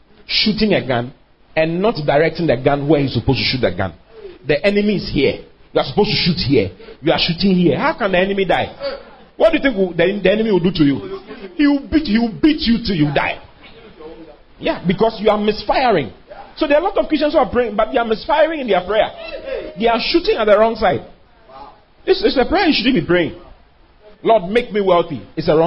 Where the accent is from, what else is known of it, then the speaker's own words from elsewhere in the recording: Accra, Greater Accra, Ghana; also born or lived in Kumasi; I was born and raised in Danzuman.